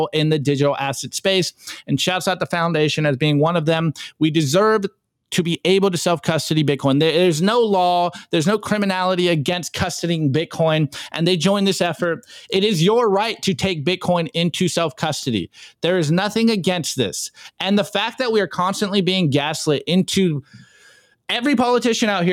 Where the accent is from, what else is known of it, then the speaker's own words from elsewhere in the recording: United States; as an American